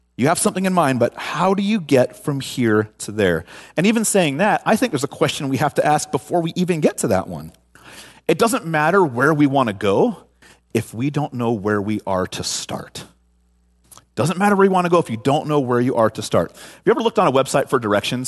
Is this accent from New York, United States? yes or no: no; San Francisco Bay Area, California, United States; moved away as an adult; now in Washington, United States; born and raised in the San Francisco Bay Area.